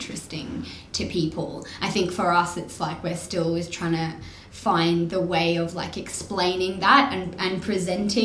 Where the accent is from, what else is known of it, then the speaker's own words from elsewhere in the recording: Australia; accent: Australian; also born or lived in England; our accents and our like Australian humour